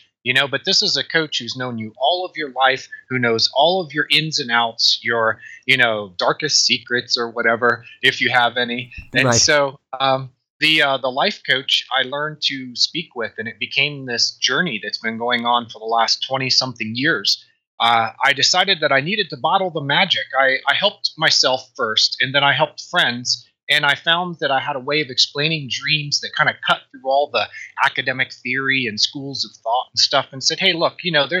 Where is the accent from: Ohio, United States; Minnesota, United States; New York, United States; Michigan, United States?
Ohio, United States; Dayton; Dayton, Ohio.